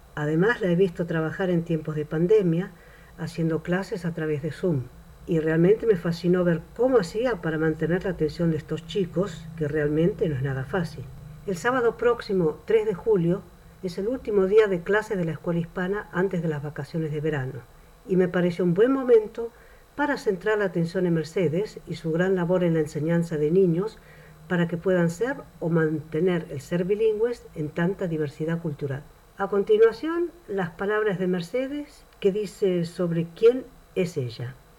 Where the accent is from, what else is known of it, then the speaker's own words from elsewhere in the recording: Córdoba, Andalusia, Spain; moved away as an adult; now in Amsterdam, Netherlands; soy de Córdoba, España